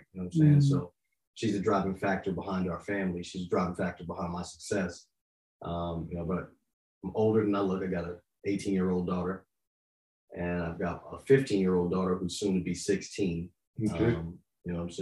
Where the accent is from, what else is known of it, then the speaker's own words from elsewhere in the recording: Yonkers, New York, United States; also born or lived in Florida; now in Tennessee, United States; I grew up in Yonkers. I'm a city boy living in the South.